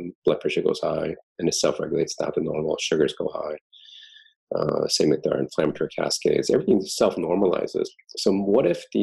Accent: East Coast, United States; moved away; growing up in the East Coast, two layers in Thanksgiving

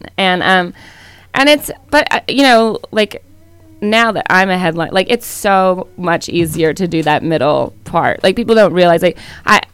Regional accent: the South, United States; moved away; also born or lived in California; I grew up in the South

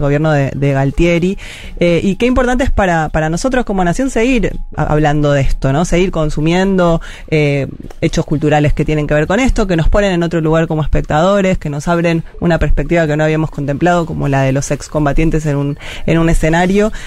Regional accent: Argentina; como argentinos y argentinas

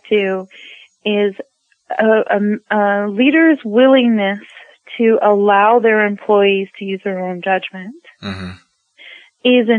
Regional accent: Midwest, United States; I'm from the Midwest

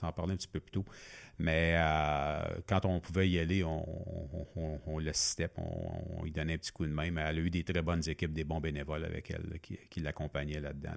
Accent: Masson-Angers, Quebec, Canada; sortir de mon patelin de, hein. maçon

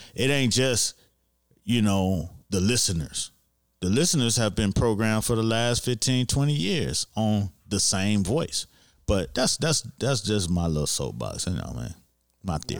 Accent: Miami, Florida, United States; I grew up in Miami

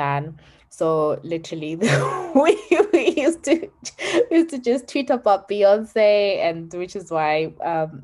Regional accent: Zimbabwe

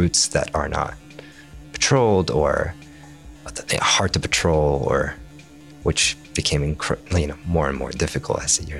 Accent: Amman, Amman Governorate, Jordan; first language Arabic; English is a second language; also born or lived in Maine, United States; now in Falmouth, United States; Because I was born in Amman, Jordan, my first language is, of course, Arabic. My parents spoke to me in Iraqi dialect. At home.

